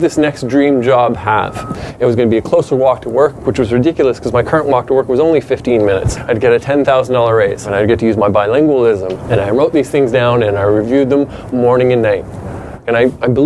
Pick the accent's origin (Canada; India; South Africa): Canada; Truro, Nova Scotia; moved away; I was born in that town